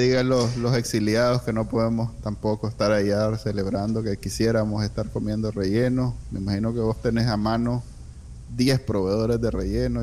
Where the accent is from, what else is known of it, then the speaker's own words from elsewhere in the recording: Nicaragua; now in United States; nosotros que somos que somos nica, nos encanta y queremos con todas nuestras ganas vivir ahí